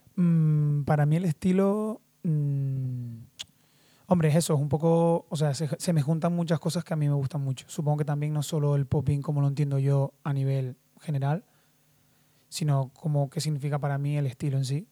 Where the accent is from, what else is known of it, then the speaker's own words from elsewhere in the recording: Lanzarote, Canary Islands, Spain; now in Madrid, Spain; vengo de las Islas Canarias, soy de Lanzarote.